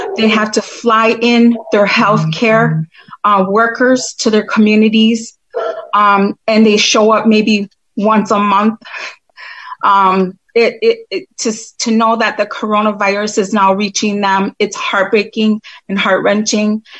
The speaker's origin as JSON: {"language": "English", "country": "United States", "said": "I'm Turtle Clan from the Oneida Nation"}